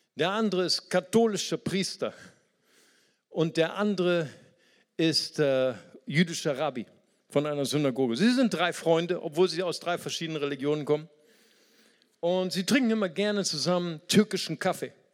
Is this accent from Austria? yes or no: no; Brazil; now in Germany; ich bin auch aus Brasilien